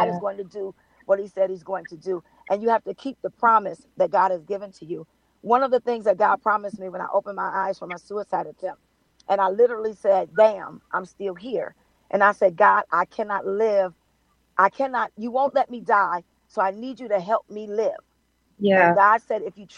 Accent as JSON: {"language": "English", "town": "Compton", "region": "California", "country": "United States", "also_born_or_lived": "Carson, California", "said": "I'm from California. I'm a Compton, Carson girl"}